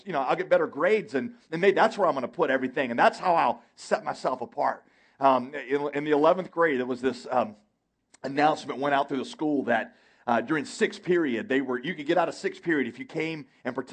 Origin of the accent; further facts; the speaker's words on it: United States; I love being an American